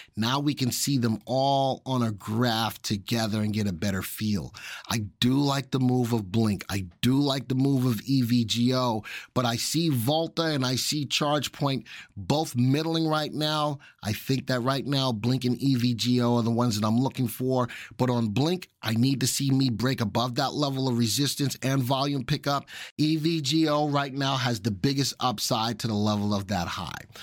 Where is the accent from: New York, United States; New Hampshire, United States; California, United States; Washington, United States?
New York, United States; in my neck of the woods, I'm from New York.